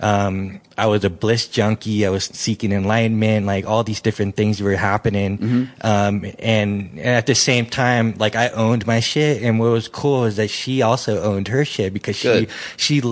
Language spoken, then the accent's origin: English; San Francisco, California, United States; moved away; growing up in San Francisco